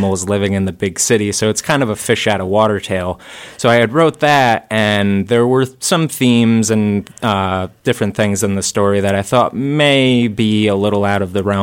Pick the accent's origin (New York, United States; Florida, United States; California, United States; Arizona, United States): New York, United States; Guilderland; I grew up in Gilderland. Yep, Westmere Elementary.